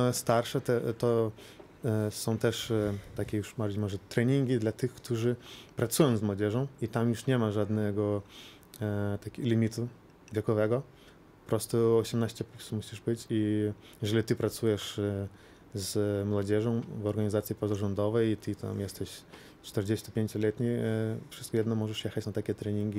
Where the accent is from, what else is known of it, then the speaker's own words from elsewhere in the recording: Lithuania; u nas na Litwie